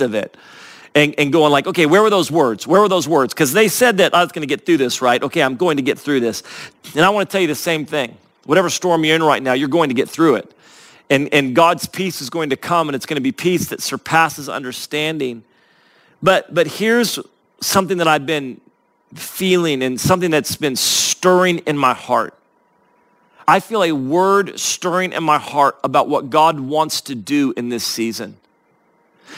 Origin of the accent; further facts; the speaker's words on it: Northern California, United States; I grew up in Northern California, which is right next to Mount Shasta